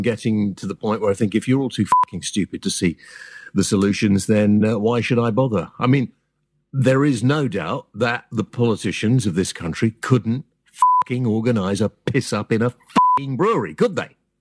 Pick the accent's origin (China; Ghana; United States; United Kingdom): United Kingdom; We're British